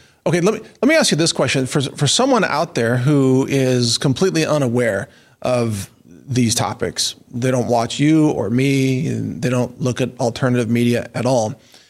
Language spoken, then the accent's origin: English; Midwest, United States; I grew up in the Midwest.